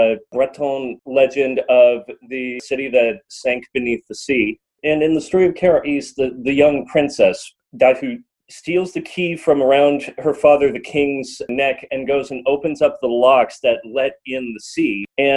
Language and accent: English; California, United States; And I grew up in California, which is very much not a French place.